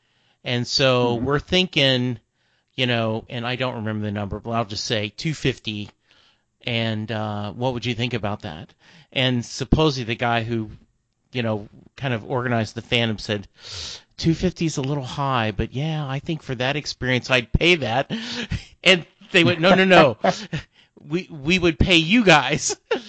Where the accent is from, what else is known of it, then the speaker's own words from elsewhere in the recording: Lake Charles, Louisiana, United States; I grew up in Lake Charles, Louisiana. That's only 3 hours away from Houston, you know, and I graduated high school in 77.